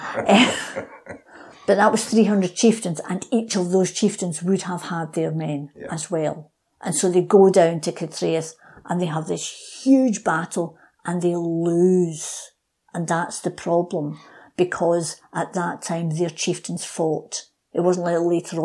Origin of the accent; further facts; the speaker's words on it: United Kingdom; being British